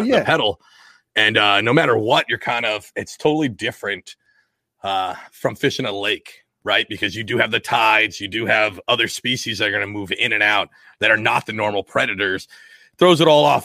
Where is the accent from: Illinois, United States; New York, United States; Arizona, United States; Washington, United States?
Washington, United States; now in East Coast, United States; I grew up in Washington State